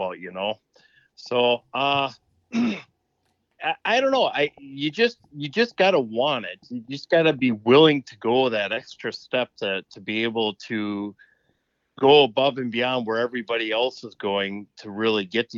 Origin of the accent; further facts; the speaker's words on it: East Central Wisconsin, United States; I'm from East Central Wisconsin